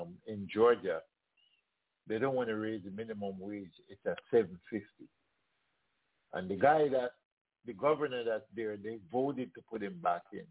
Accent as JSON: {"language": "English", "country": "Jamaica", "moved": "yes", "lives_now": "United States", "said": "we are from Jamaica"}